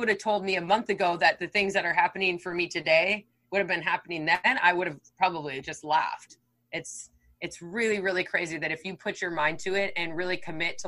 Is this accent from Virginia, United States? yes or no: no; Wisconsin, United States; moved away as an adult; also born or lived in Texas; now in California, United States; I'm from Wisconsin. So I grew up in like very small town, Wisconsin.